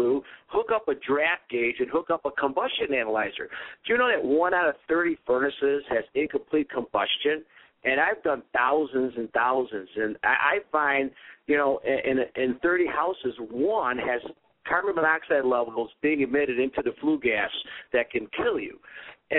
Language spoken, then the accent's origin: English; Cleveland, Ohio, United States; I'm from Cleveland